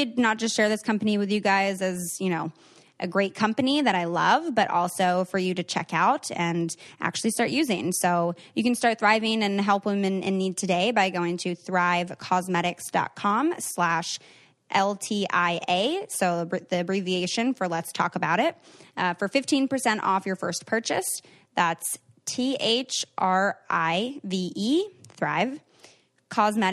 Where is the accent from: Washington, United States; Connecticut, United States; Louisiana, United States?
Washington, United States; Seattle; Seattle, which is my hometown